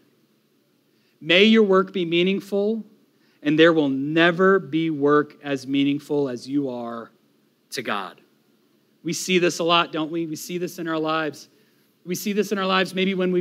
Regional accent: Florida, United States; as an American, as a Floridian

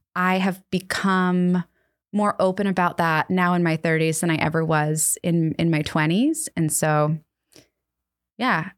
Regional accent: Annapolis, Maryland, United States; We, uh, live in my hometown of Annapolis, Maryland.

